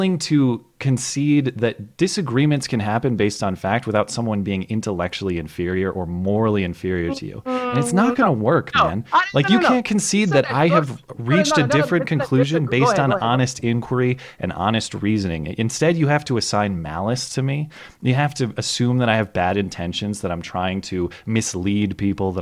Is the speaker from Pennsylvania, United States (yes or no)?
no; Minneapolis, Minnesota, United States; also born or lived in Portland, Oregon / Alameda, California; now in Bozeman, United States; I'm from Minneapolis